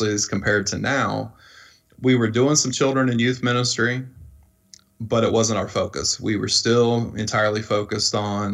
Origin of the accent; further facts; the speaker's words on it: Iowa, United States; moved away as an adult; now in Louisville, United States; The neighborhood I grew up in Iowa